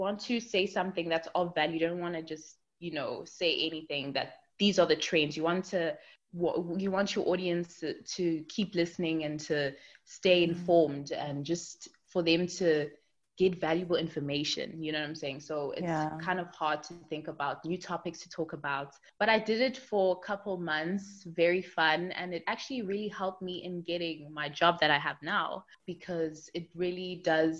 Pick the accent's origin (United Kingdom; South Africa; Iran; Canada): South Africa; Durban, KwaZulu-Natal; moved away as an adult; now in Jersey; I am originally from Durban, but now I'm living in Jersey